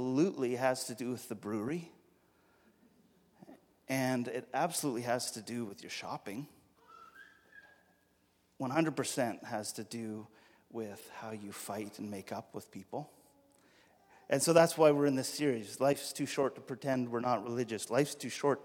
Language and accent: English; Alberta, Canada; I'm from Alberta, and so the way we say this in Alberta is